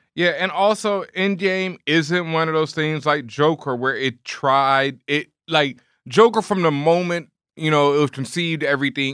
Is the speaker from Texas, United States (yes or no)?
yes; Houston, Texas, United States; I grew up in Houston, Texas